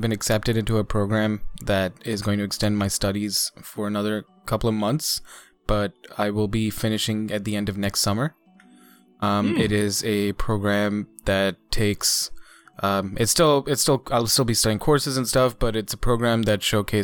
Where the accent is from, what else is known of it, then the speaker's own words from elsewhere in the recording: India; now in Canada; As an Indian citizen